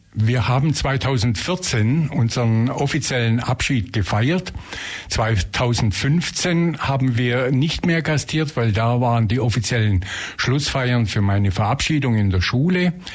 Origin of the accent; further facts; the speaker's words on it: Leipheim, Bavaria, Germany; also born or lived in Tübingen; now in Ulm, Germany; ich bin gebürtig aus Leipheim, in der Nähe von Günzburg, habe mein Abitur hier in Ulm gemacht